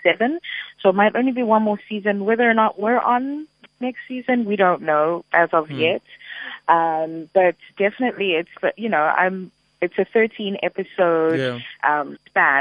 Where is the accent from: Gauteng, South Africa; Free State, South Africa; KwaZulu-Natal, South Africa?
Gauteng, South Africa; Johannesburg; moved away as an adult; now in New York, United States; I'm from a small little suburb called Pietervale